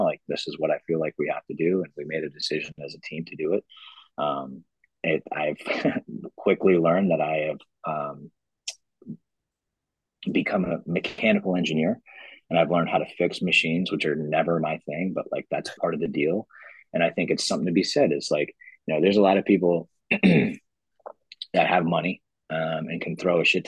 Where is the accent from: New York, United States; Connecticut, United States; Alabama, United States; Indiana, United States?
New York, United States; moved away; I'm originally from New York